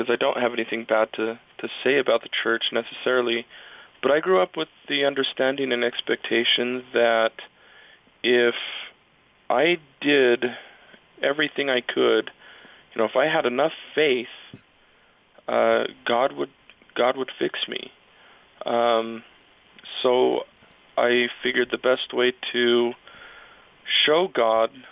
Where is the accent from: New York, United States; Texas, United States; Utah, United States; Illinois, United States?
Utah, United States; Provo; I grew up in Provo